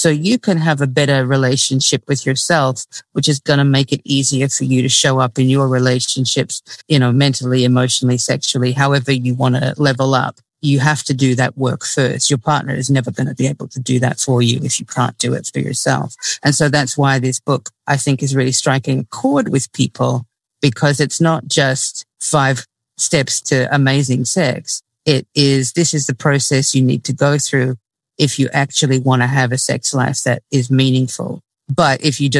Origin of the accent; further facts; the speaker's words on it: Australia; now in United States; I grew up in Australia, so I didn't have the extreme religious stuff that goes on in the US